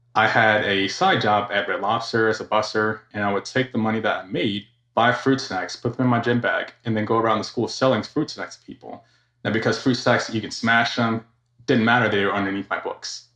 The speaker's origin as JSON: {"language": "English", "region": "Georgia", "country": "United States", "tie": "born or raised there", "also_born_or_lived": "Florida / California", "said": "Born and raised in Georgia."}